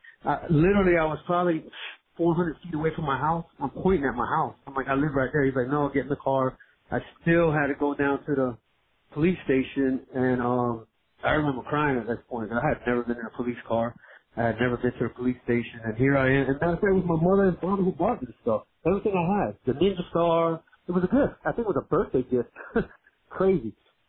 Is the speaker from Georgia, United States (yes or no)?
no; Miami, Florida, United States; also born or lived in Brooklyn, United States; So I was born in Brooklyn by a white Italian mother and basically a black Puerto Rican father. I was raised in Miami in my younger years, but both of my parents worked for the military.